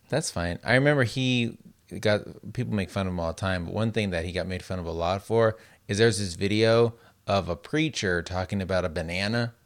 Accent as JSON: {"language": "English", "town": "Las Vegas", "region": "Nevada", "country": "United States", "tie": "born or raised there", "said": "growing up in Las Vegas where it's so dry"}